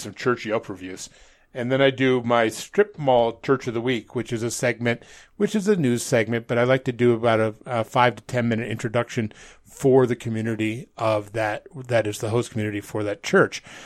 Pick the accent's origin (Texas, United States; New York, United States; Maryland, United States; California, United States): New York, United States; outside of Albany; moved away; also born or lived in Manhattan, New York; growing up outside of Albany, New York